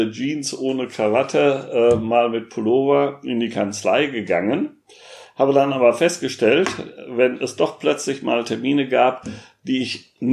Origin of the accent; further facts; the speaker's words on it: Münster, North Rhine-Westphalia, Germany; die wir in Münster, in meiner Heimatstadt, durch die Weihnachtsmärkte sonst haben.